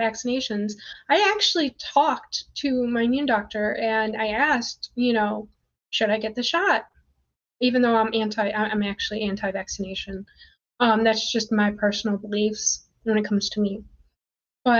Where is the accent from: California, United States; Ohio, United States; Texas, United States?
Ohio, United States; Cleveland; I'm from Cleveland